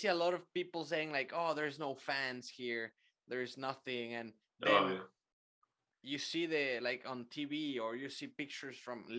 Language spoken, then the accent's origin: English; San Antonio, Texas, United States; Funny that you touched that topic because I'm from San Antonio and I went to the Valero Texas Open early in March.